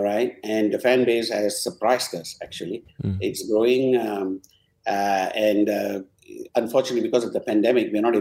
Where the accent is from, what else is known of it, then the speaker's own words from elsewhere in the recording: Penang, Malaysia; also born or lived in United Kingdom / United States; now in Petaling Jaya, Malaysia; it's my hometown. But, you know, for the last 30 years, PJ is home.